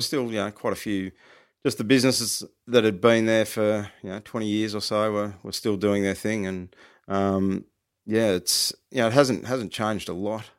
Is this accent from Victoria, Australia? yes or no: yes; Ballarat, Victoria, Australia; I grew up around Ballarat